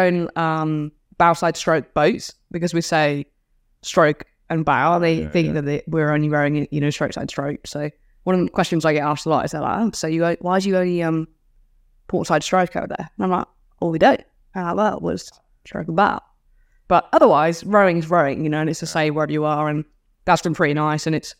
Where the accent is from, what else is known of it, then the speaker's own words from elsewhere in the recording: Australia; accent: Australian; So try to enunciate a little bit more, you know, say a little bit less slang, but no, still speak Aussie.